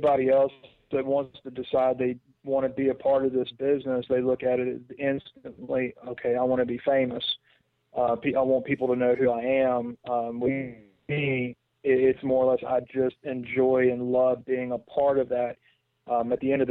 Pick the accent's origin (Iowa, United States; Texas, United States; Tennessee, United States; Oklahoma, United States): Tennessee, United States; Memphis; born and raised in Memphis